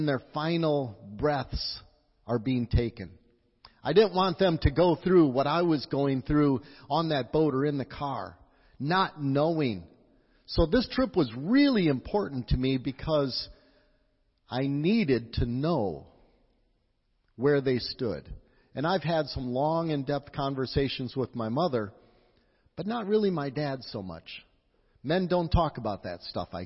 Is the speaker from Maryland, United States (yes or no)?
no; Wisconsin, United States; moved away; also born or lived in La Crosse; I'm from Wisconsin